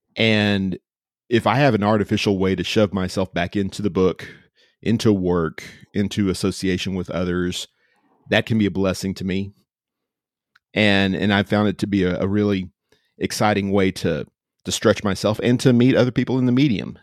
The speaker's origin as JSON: {"language": "English", "town": "Austin", "region": "Texas", "country": "United States", "tie": "born or raised there", "also_born_or_lived": "Georgetown, Texas", "said": "I am a native, native to Central Texas. I grew up in Austin way back in the day and, uh, moved back here"}